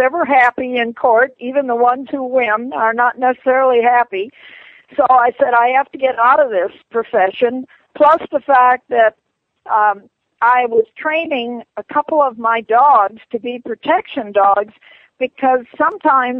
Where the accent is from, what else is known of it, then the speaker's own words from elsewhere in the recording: northern Minnesota, United States; moved away; also born or lived in Hollywood; I was raised in Minnesota, in northern Minnesota, where people went hunting and fishing all the time.